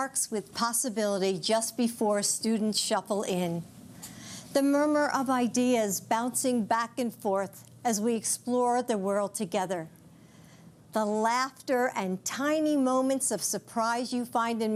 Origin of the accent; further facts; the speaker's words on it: United States; as an American